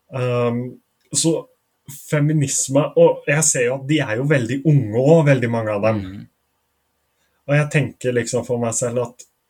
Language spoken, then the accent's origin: Norwegian; Norway; jeg er norsk